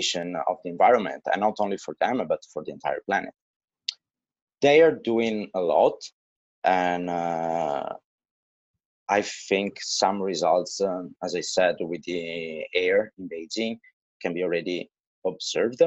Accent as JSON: {"language": "English", "country": "Italy", "moved": "yes", "lives_now": "China", "said": "I come from Italy"}